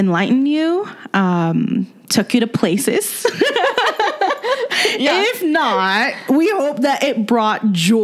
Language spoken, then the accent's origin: English; Indonesia; moved away; I grew up in Indonesia